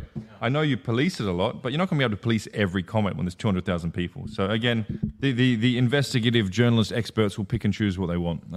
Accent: Australia; Probably more Arab than I am Aussie at this point, mate. 15 years in the region.

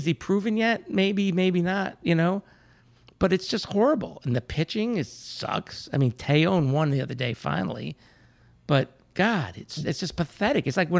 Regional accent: Meriden, Connecticut, United States; Where I grew up in Meredith, in Connecticut

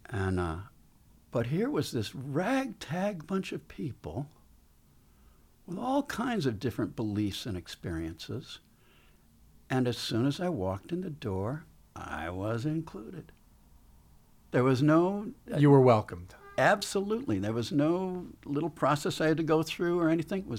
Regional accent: Buffalo, New York, United States; I grew up in Buffalo, so we could get, and he would not go on American television, but I could tune in this scratchy Canadian television

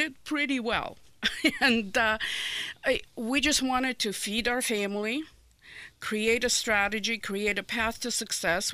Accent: Odesa, Odesa Oblast, Ukraine; English is a second language; moved away as an adult; now in Indianapolis, United States; So, I was born in Odessa, Ukraine. Lived there for 23 years. Came to the United States, to Indianapolis in 1989

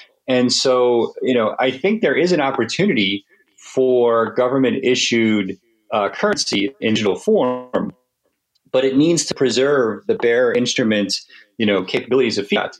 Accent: United States; as an American

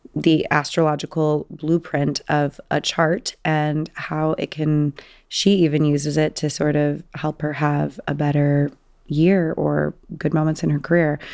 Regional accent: Southern California, United States; I grew up in Southern California

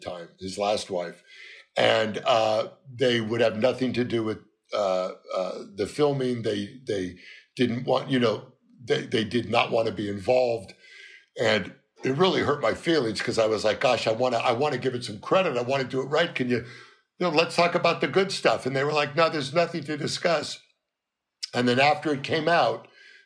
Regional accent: Los Angeles, California, United States; everyone thinks I'm from the East, but I was born and raised in Los Angeles

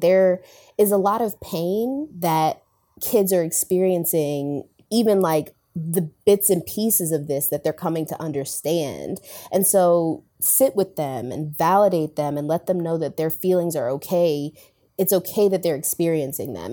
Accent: Delaware, United States; moved away as an adult; also born or lived in Tallahassee, Florida; I'm from Delaware

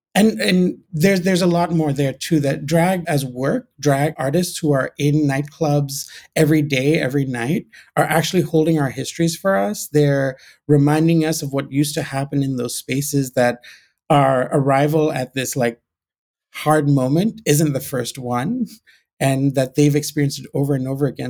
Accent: Ghana; moved away; also born or lived in Gibraltar / Pakistan (family origin); I grew up in Ghana. I was born in Gibraltar.

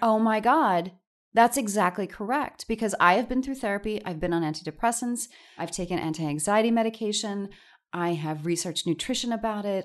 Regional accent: New York, United States; I'm a New Yorker

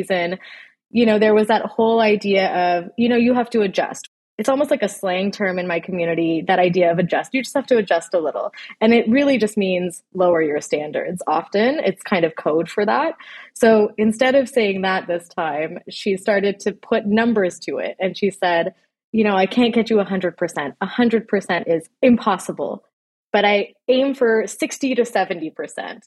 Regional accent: Canada; I grew up in Canada. I was born and raised here.

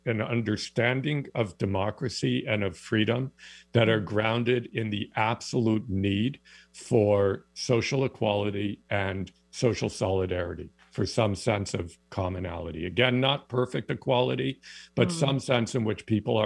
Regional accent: East Lansing, Michigan, United States; now in Canada; I grew up in East Lansing, Michigan

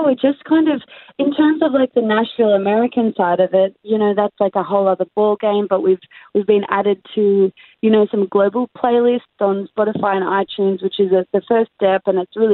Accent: Australia; I'm Australian

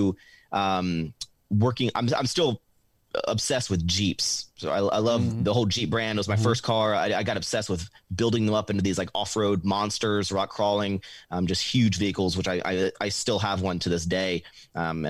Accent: Richmond, Virginia, United States; born or raised there; moved away as an adult; now in Texas, United States

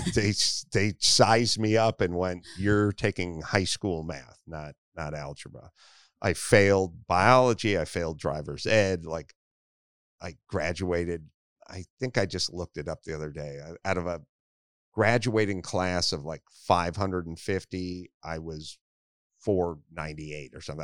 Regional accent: Los Angeles, California, United States; I grew up in North Hollywood

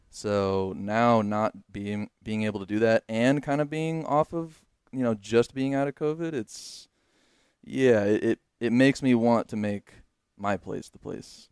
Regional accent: Los Angeles, California, United States; moved away as an adult; now in Texas, United States; being an Angelino

